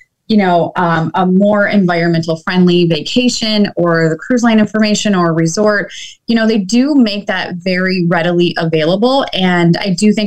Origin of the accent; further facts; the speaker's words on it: Michigan, United States; we're both from Michigan